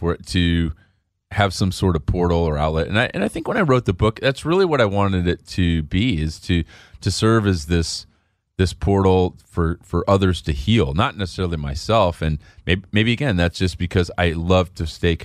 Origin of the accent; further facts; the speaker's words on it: Chicago, Illinois, United States; I grew up in Chicago